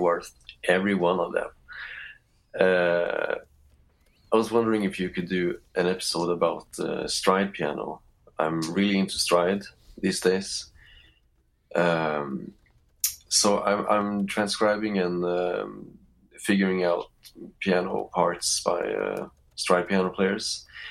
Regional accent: Norway; I'm from Norway

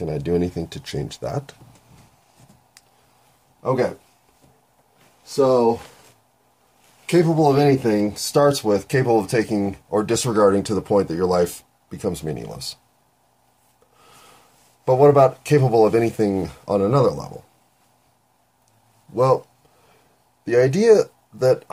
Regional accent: United States; I'm an American.

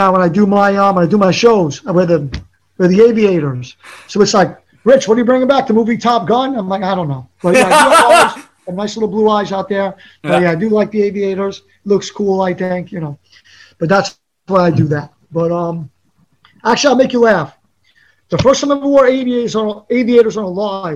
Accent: New York City, New York, United States; I was from Staten Island

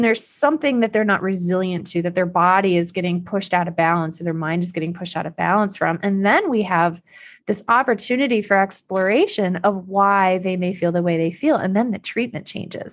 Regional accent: Iowa, United States; moved away as an adult; also born or lived in Illinois; I'm from Iowa.

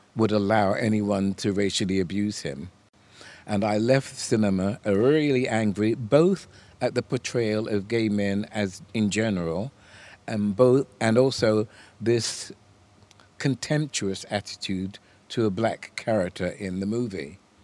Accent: United States; moved away; I was born in America

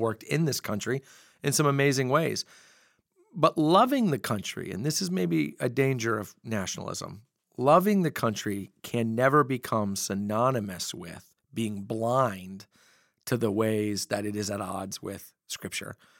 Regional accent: United States

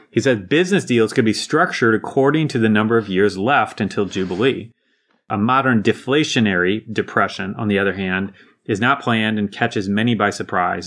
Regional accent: United States; as an American living in my bubble

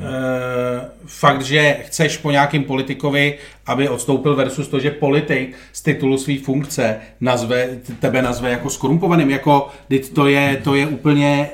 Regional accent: Czechia; jako Češi

